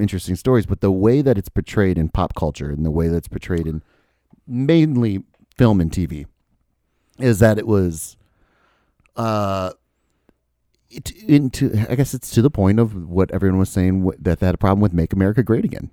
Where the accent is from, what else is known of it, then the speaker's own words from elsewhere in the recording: Dubuque, Iowa, United States; also born or lived in Florida; I moved up to Dubuque.